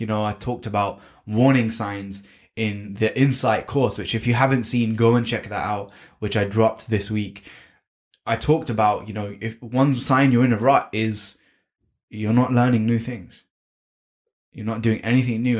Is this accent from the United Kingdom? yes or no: yes; United Kingdom; I was born and brought up in the UK, and that's why I have this beautiful accent